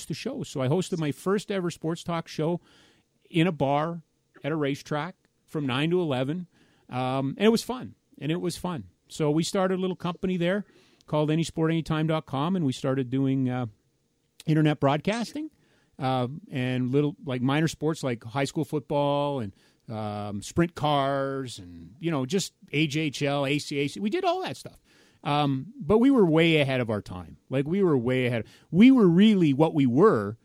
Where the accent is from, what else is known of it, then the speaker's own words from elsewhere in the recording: Edmonton, Alberta, Canada; moved away as an adult; now in Calgary, Canada; we moved home to my family in Edmonton.